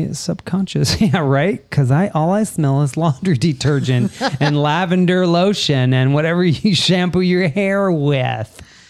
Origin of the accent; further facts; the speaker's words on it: United States; I'm an American